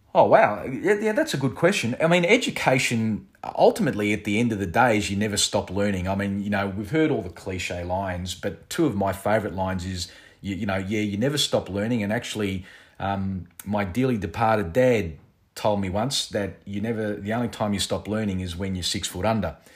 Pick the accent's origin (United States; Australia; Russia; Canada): Australia; I was born here in Australia